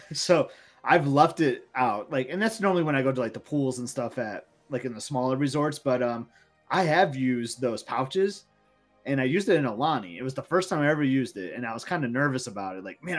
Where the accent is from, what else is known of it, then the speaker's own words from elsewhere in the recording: Michigan, United States; moved away; I'm from Michigan